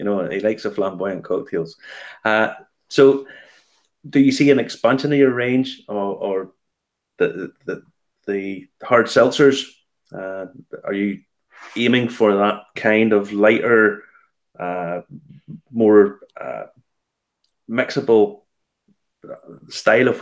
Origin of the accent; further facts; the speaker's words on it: Ballymena, Northern Ireland, United Kingdom; my beloved Ballymena, where I'm from